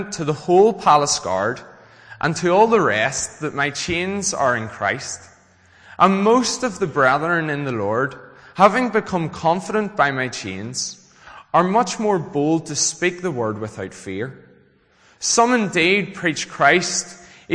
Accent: Glengormley, Northern Ireland, United Kingdom; also born or lived in Belfast; I am from Glengormley Baptist Church. So that was the church I grew up

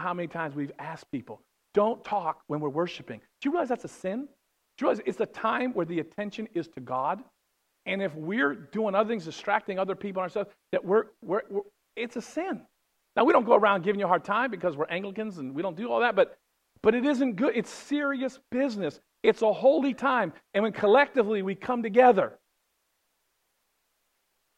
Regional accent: West Virginia, United States; I'm from West Virginia.

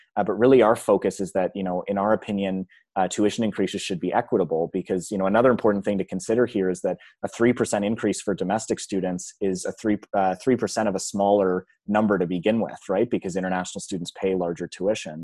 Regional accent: Georgetown, Ontario, Canada; moved away as an adult; now in Halifax, Canada; I grew up in, uh, Georgetown, which is a, a small community on Ontario, just north of Mississauga

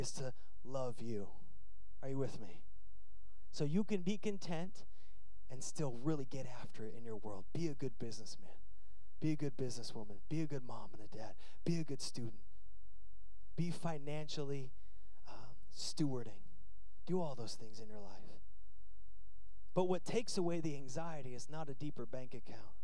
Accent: United States; I'm American through and through

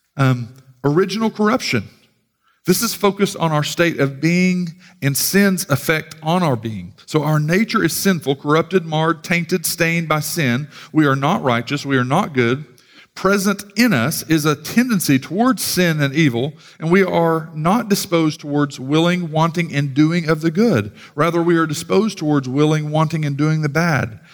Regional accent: United States; as proud American Christians

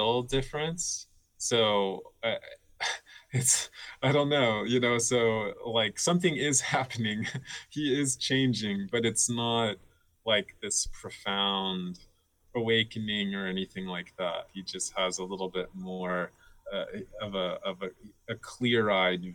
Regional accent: Miami, Florida, United States; also born or lived in Belgium; I grew up in Miami

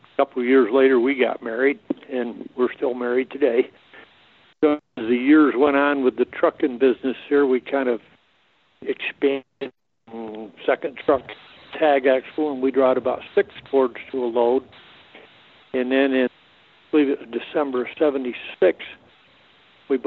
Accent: Thurman, New York, United States; also born or lived in Hadley, New York; I was born in Thurman, grew up there, attended Warrensburg School, and graduated out of there

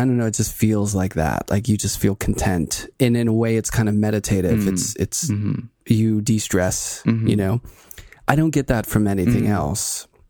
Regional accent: Pittsburgh, Pennsylvania, United States; I grew up in Pittsburgh and right down the street from me, about a block and a half, was an artist.

